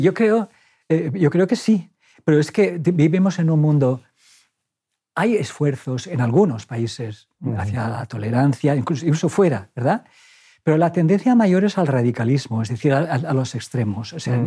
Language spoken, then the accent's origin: Spanish; Valencian Community, Spain; moved away; yo soy, soy muy valenciano